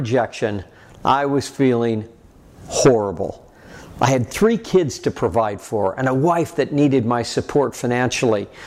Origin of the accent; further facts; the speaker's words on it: Red Lodge, Montana, United States; I was from Red Lodge, Montana